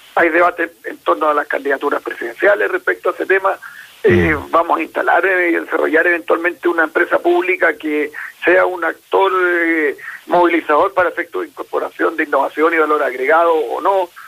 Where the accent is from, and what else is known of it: Chile